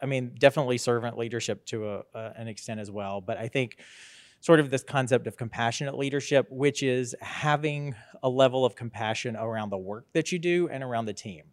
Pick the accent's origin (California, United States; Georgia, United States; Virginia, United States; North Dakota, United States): Georgia, United States; Statesboro; moved away as an adult; also born or lived in Sylvania, Georgia / Macon, Georgia / Washington, D.C.; I was born, uh, right here in Statesboro, Georgia, um, and graduated, uh, from Scriven County High School in Sylvania